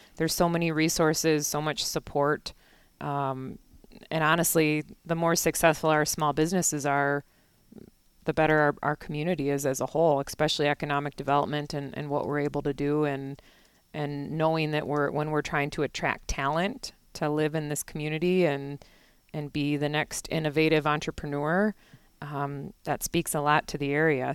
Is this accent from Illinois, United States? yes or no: yes; Naperville, Illinois, United States; also born or lived in Minneapolis / Chicago; now in Eau Claire, United States; I grew up in Naperville, which is a western suburb of Chicago